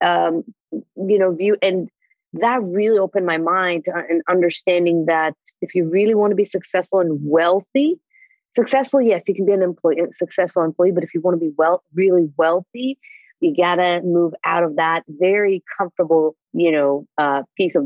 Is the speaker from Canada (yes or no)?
no; Israel; moved away as an adult; now in United States; I was born in Israel